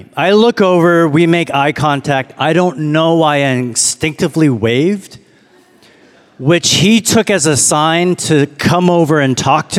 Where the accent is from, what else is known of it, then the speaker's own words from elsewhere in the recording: Toronto, Ontario, Canada; also born or lived in Chicago / Detroit; now in Austin, United States; I'm from Canada, from Toronto. I was like, you want to keep going? I've lived in a lot of cities.